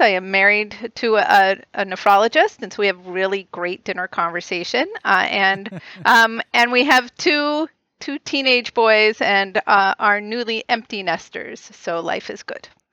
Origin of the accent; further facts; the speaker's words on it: outside of Boston, Massachusetts, United States; I, I grew up right outside of Boston